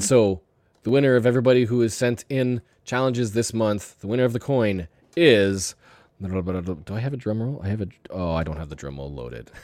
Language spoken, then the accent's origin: English; Canada; I'm Canadian